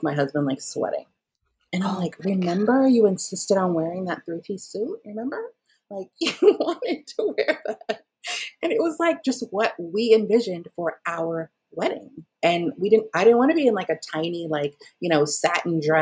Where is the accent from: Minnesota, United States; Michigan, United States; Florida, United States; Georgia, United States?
Georgia, United States; Atlanta; also born or lived in Jamaica; we're from Atlanta. It's hot here